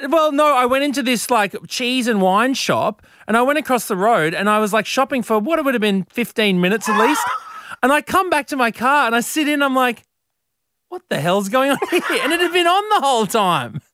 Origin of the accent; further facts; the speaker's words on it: Brisbane, Queensland, Australia; growing up in Brisbane